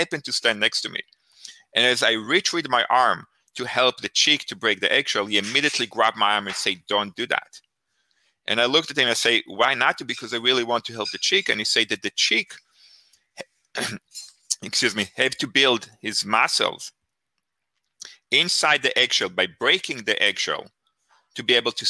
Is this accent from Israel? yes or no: yes; Israel; moved away; I grew up in Israel. I grew up in a kibbutz.